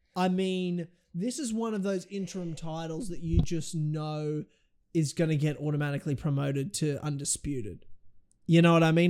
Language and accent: English; Australia; I'm an Aussie, but I'm also half Kiwi